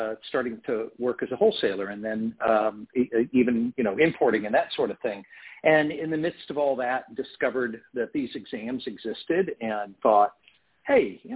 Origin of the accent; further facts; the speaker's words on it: United States; also born or lived in Portland, Oregon / Prairie Village, Kansas; originally from Portland, Oregon, but I've lived in Kansas and Missouri really most of my life.